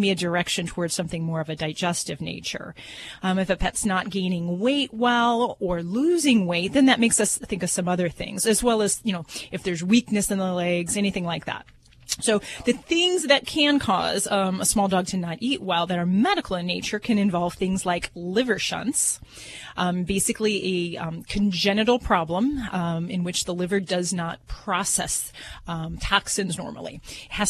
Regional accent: Hammond, Indiana, United States; I'm from Hammond, Indiana

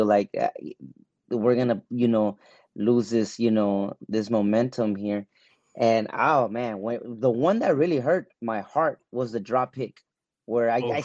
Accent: Los Angeles, California, United States; I'm from Los Angeles

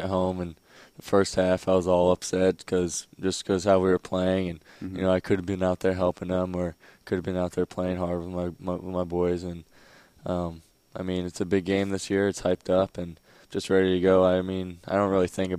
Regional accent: Pennsylvania, United States; moved away as an adult; now in Florida, United States; I'm from Pennsylvania

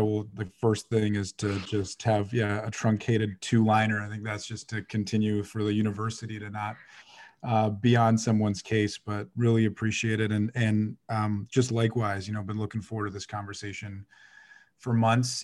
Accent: Toronto, Ontario, Canada; I was born in Saint Jamestown, which is right across the street from Rosedale. Folks were in Toronto. I was on Rose Avenue

